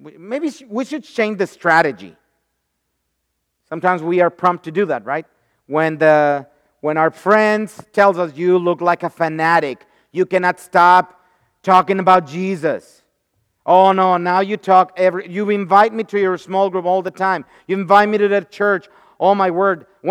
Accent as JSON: {"language": "English", "country": "Mexico", "tie": "born or raised there", "moved": "as an adult", "lives_now": "United States", "said": "when I was growing up in Mexico"}